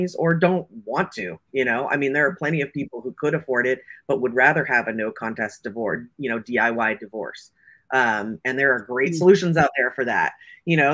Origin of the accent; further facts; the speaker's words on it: Silicon Valley, California, United States; I grew up here in Silicon Valley.